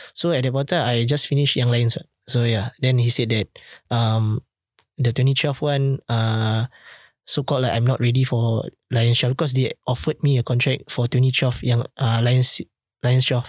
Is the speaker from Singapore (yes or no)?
yes; Singapore; as a Singaporean